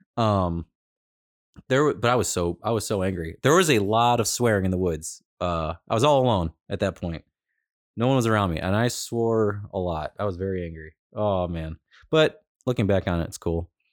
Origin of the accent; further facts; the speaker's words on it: Cleveland, Ohio, United States; I'm from Cleveland. I'm in California